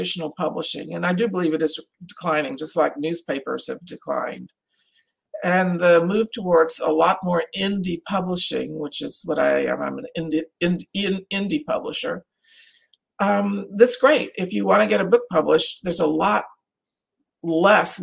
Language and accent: English; Louisiana, United States; now in Texas, United States; Louisiana, my home state.